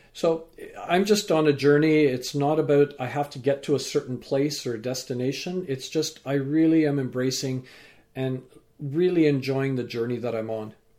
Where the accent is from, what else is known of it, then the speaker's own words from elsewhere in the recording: Vancouver, British Columbia, Canada; also born or lived in England; growing up in, uh, Vancouver, so I'm a British-born Canadian with parents from Fiji and grandparents